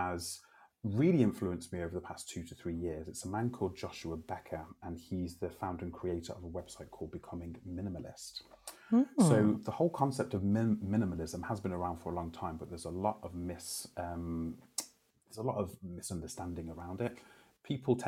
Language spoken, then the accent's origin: English; Telford, West Midlands, United Kingdom; moved away as an adult; also born or lived in Canada; working at the FE College in my hometown in Telford